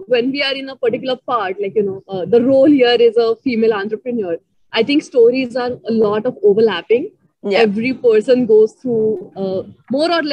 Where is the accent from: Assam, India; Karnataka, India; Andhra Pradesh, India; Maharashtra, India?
Maharashtra, India; Ahmednagar; also born or lived in Pune; I'm from Ahmednagar, which is like 3 hours away from Pune. So I've studied till 10th. I was in Marathi medium schools.